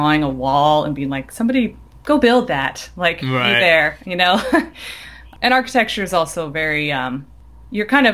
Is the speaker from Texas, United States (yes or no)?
no; Kansas City, Kansas, United States; moved away as an adult; also born or lived in Minnesota; I grew up in Kansas City, Kansas side, and I went to University of Minnesota for architecture.